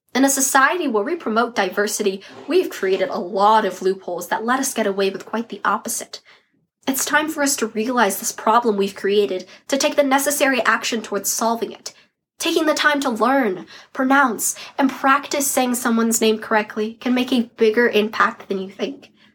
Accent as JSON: {"language": "English", "country": "United States", "tie": "born or raised there", "said": "Growing up in the United States, nine year old me"}